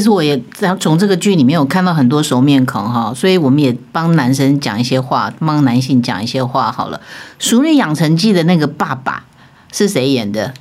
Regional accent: Taiwan; 我觉得这个《淑女养成记》特别可以触动我们台湾人自己的心啊

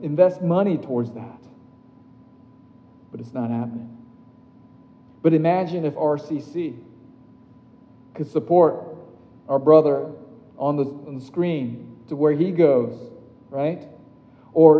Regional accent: Tokyo, Japan; my hometown, Tokyo

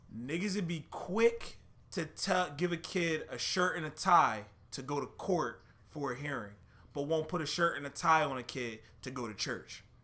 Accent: Philadelphia, Pennsylvania, United States; I'm from Philly

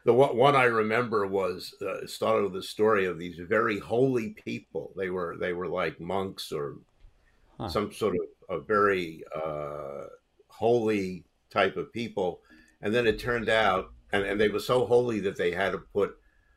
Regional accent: New York City, New York, United States; I grew up in Brooklyn, New York, where everyone was either Catholic or Jewish.

